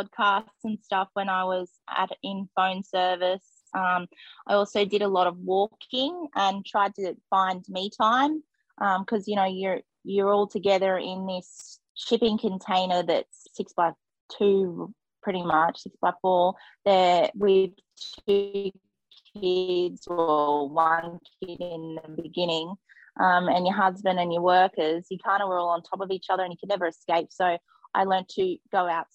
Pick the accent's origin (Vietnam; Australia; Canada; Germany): Australia; Gold Coast, Queensland; moved away as an adult; I grew up on the Gold Coast, so I was in the city